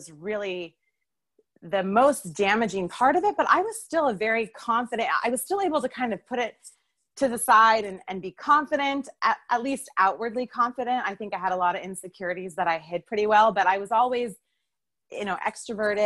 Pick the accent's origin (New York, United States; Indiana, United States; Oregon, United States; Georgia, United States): Oregon, United States; I grew up in Oregon.